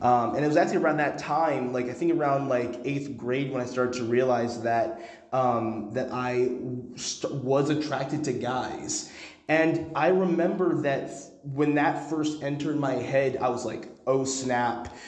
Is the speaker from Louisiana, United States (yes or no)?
no; Dallas, Texas, United States; moved away as an adult; now in Connecticut, United States; I grew up in Dallas and I go to Connecticut now